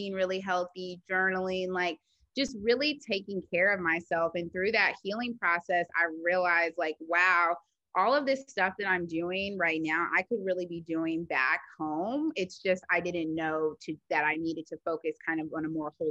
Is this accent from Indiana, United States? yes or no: yes; Indianapolis, Indiana, United States; moved away as an adult; also born or lived in New York / Houston, Texas; now in Los Angeles, United States; I'm originally from Indianapolis, Indiana, and I went to IU for undergrad as well